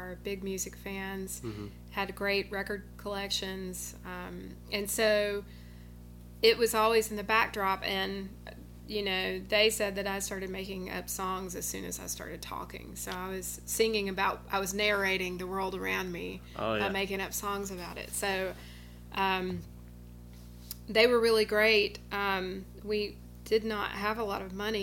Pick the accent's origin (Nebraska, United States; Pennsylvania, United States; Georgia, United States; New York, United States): Georgia, United States; Rome; also born or lived in Atlanta, Georgia; now in Birmingham, United States; I'm from Georgia, and I was born in Atlanta and grew up, spent my childhood in Rome, Georgia, which is in the northwest corner of Georgia.